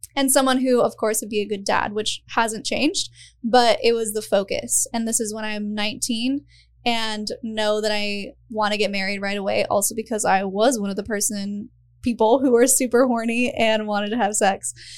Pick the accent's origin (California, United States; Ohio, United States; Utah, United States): Utah, United States; moved away; I grew up in Utah, which is its own beast of a thing